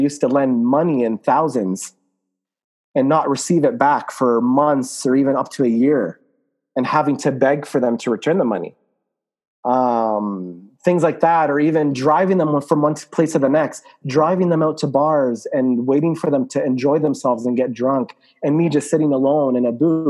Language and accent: English; Lebanon; I'm from Lebanon, so they would say things like, oh, does your country have electricity down there?